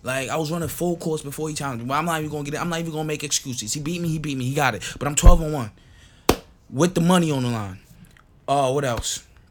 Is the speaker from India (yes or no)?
no; St. Kitts & Nevis; English is a second language; now in United States; I wasn't born here. I wasn't born in America. I was born in St. Kitts. So therefore, my English not that good